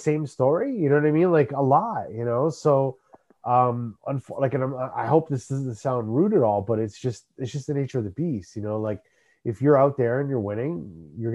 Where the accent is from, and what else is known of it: Canada